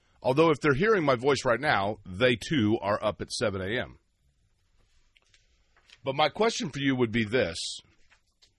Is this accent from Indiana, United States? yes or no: yes; Shelbyville, Indiana, United States; when I was born, my family lived in Shelbyville